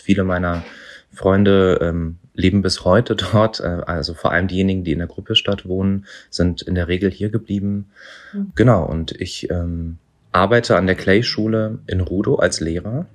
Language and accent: German; Berlin, Germany; ich bin hier in Neukölln geboren und aufgewachsen.